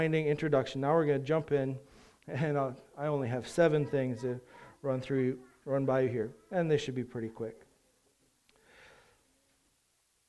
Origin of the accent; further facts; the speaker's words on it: United States; we do as an American society